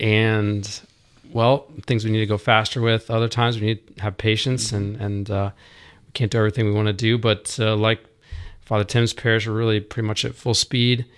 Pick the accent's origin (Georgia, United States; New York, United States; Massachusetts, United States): Georgia, United States; Roswell; also born or lived in Dallas; now in Dahlonega, United States; growing up around Roswell